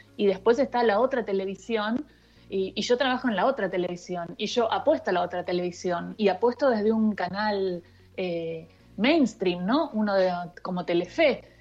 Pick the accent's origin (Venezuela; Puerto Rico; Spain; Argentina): Argentina; Río Gallegos, Santa Cruz; also born or lived in Rosario; now in Buenos Aires, Argentina; yo me crié, yo nací en Rosario, y mis viejos eh, militaban, era el año 77, un momento muy difícil en la Argentina, y entonces eh, se hicieron como el exilio interno y, me crié en Río Gallegos